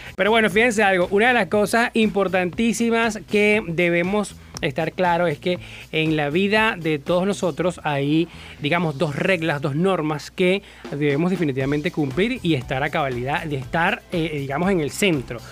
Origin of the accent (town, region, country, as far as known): Venezuela